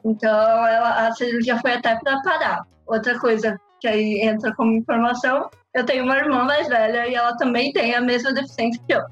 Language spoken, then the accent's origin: Portuguese; Londrina, Paraná, Brazil; moved away as an adult; now in Rome, Italy; eu sou natural de Londrina, no Paraná, e hoje eu moro em Roma, na Itália